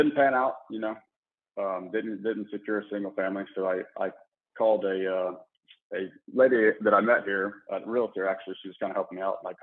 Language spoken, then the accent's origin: English; Memphis, Tennessee, United States; moved away as an adult; also born or lived in Mississippi / San Antonio, Texas / Corpus Christi, Texas; now in Houston, United States; I'm originally born and raised in Memphis